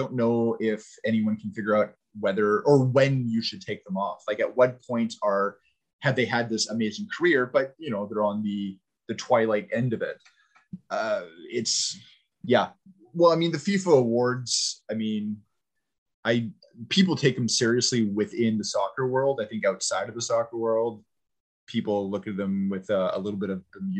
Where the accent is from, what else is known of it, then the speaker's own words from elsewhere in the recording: Canada; Now, I mean, {S3} we're {S4} Canadian, that's a stretch